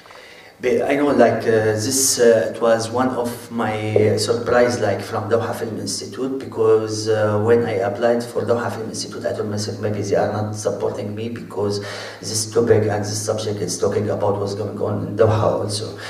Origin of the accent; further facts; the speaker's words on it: Syria; English is a second language; moved away; also born or lived in Lebanon; I came from Syria